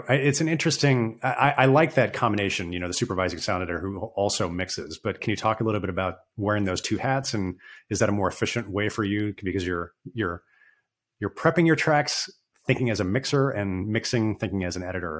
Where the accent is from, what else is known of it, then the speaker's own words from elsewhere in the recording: United States; as an American